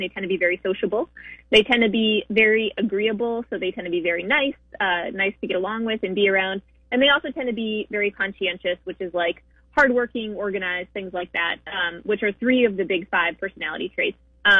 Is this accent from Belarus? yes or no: no; Texas, United States; I'm also from Texas